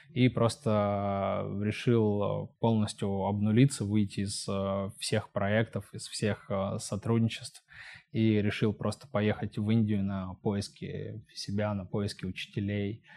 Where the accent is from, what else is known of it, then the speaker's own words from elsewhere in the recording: Kemerovo, Kemerovo Oblast, Russia; moved away as an adult; also born or lived in Omsk; я родился и вырос в Кемерово, в поселке. Потом я переехал в Омск по своему желанию.